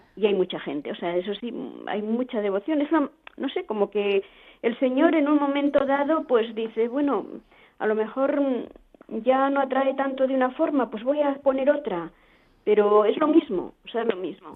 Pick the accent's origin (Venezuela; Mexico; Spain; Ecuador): Spain; nosotros además somos castellanos